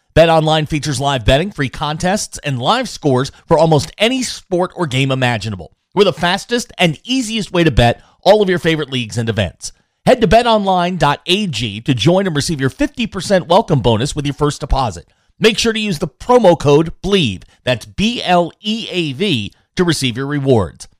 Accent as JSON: {"language": "English", "country": "United States", "said": "As an American"}